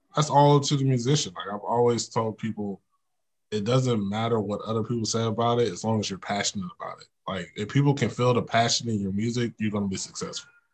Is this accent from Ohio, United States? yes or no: no; Oklahoma City, Oklahoma, United States; also born or lived in Tahlequah; I'm from Oklahoma City, so it was crazy coming to Tahlequah